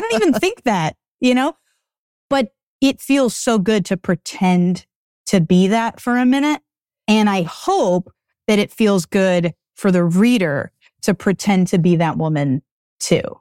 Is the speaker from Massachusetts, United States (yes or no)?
yes; Acton, Massachusetts, United States; moved away as an adult; also born or lived in Boston, United States; now in Los Angeles, United States; I'm from Acton, Massachusetts, which is forty-five minutes outside of Austin, and I grew up there for most of my teenage